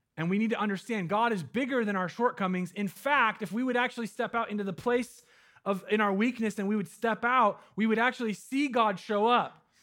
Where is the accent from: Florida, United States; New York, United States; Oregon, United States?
Oregon, United States; Medford; now in Eugene, United States; my hometown in Medford